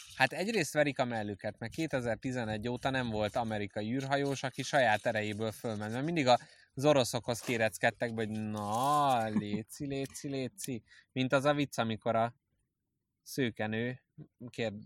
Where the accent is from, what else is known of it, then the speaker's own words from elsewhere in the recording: Budapest, Hungary; én ilyen megerőzött pesti vagyok. A fasz pesti, hát budai